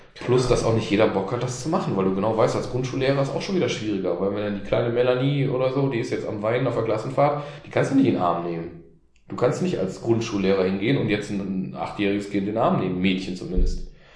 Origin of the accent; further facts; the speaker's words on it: North Rhine-Westphalia, Germany; ich bin ja auch mit der, äh, mit der Illusion aufgewachsen hier in Nordrhein-Westfalen, in Solich, dass ich Hochdeutsch spreche